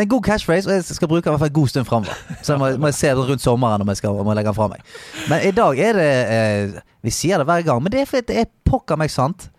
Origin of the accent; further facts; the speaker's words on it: Bergen, Vestland, Norway; jeg er fra Salhus